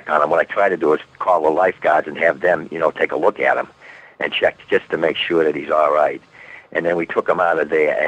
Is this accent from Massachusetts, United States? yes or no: yes; Boston, Massachusetts, United States; we're from Boston